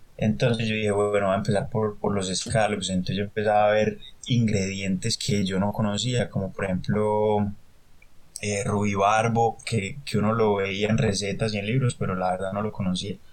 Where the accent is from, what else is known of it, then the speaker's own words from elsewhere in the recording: Medellín, Antioquia, Colombia; moved away as an adult; also born or lived in Buenos Aires, Argentina / Aguas Calientes, Peru; now in Australia; volví a Medellín, no me quería quedar en Medellín